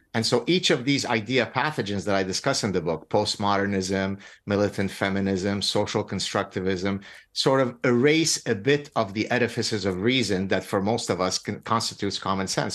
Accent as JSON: {"language": "English", "country": "Lebanon", "moved": "yes", "said": "I come from Lebanon. I escaped execution in Lebanon."}